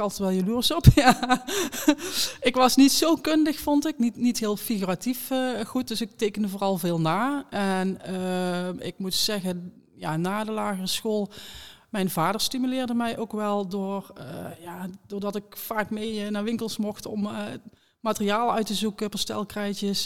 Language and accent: Dutch; Beers, North Brabant, Netherlands; moved away; waar ik vandaan kom. Ehm, Beers, kleine gemeente in, in Noord-Brabant